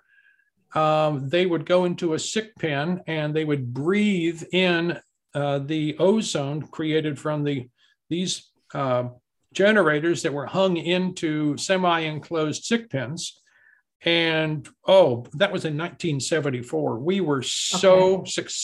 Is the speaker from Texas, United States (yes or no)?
yes; Amarillo, Texas, United States; when I was growing up in Amarillo, Texas